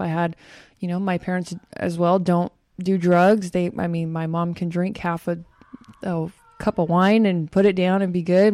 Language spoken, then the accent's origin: English; Bakersfield, California, United States; I'm from Bakersfield, and out there it's very well known to do lots of drugs, especially at that age